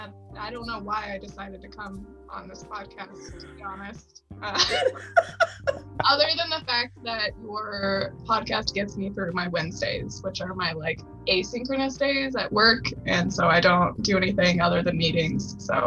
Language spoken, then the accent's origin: English; Lake Oswego, Oregon, United States; Well, I grew up in Lake Oswego, which is a pretty rich white town. I did not fit in very well, being not rich.